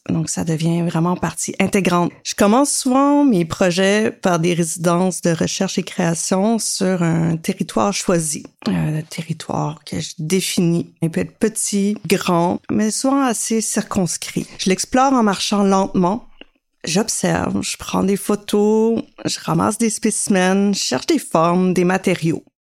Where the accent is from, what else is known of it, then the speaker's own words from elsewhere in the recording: Carleton-sur-Mer, Quebec, Canada; now in Montreal, Canada; Je suis originaire de Carleton-sur-Mer et je vis à Montréal.